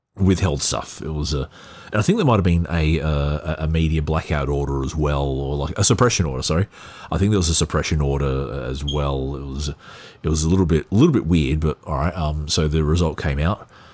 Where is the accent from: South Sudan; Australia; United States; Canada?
Australia; as an Australian and as an Australian who was quite religious some years ago